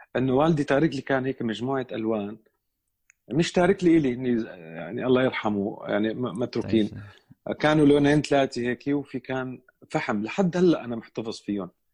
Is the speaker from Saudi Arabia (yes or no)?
no; Damascus, Damascus Governorate, Syria; انا من دمشق اولا سوري أه ولدت بدمشق بحي بابتوما